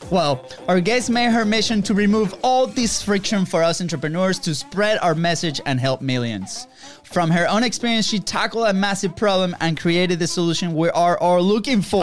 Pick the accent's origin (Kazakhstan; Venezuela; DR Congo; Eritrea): Venezuela; now in United States; we are originally from Venezuela